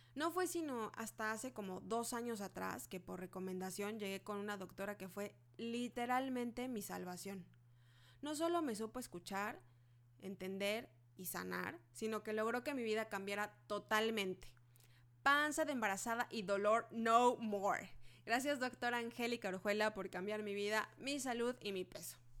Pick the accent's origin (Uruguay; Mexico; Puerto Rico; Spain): Mexico; Soy mexicana